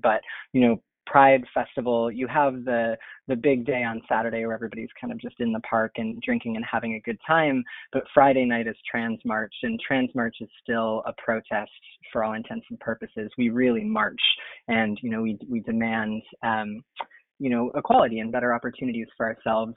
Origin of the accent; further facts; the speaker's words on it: Niagara Falls, Ontario, Canada; moved away as an adult; also born or lived in Vancouver, British Columbia; now in San Francisco, United States; I grew up in Canada in Niagara Falls, Ontario